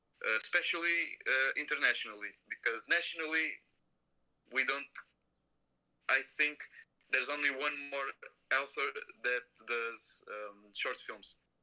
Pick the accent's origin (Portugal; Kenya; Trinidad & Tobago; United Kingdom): Portugal; I'm from Europe. I'm from Portugal.